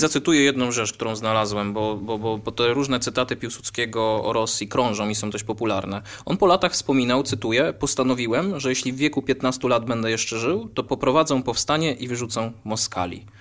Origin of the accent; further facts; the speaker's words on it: Wolbrom, Lesser Poland, Poland; jestem z Wolbromia